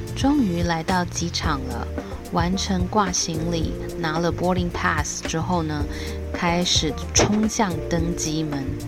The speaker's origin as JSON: {"language": "Chinese", "country": "Taiwan", "said": "我是来自台湾"}